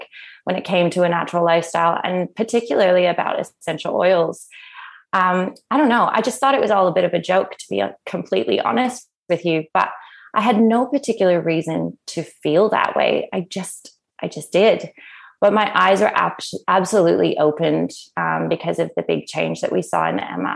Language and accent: English; Canada; moved away as an adult; now in Australia; if you haven't already noticed by my accent, I'm originally from Canada, and I came over to Australia 14 years ago on a working holiday visa